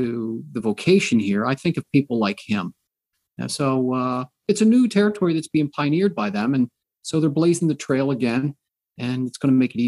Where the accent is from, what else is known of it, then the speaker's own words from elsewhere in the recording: United States; I'm an American